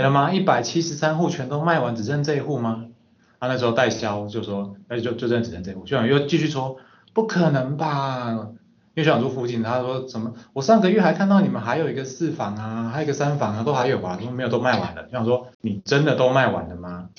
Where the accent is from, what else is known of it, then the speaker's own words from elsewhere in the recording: Taichung, Taiwan; moved away as an adult; also born or lived in Xizhi District, New Taipei; now in New Taipei, Taiwan; 我本身是台中人，目前在新北戏子区租屋，那也是北漂青年的一员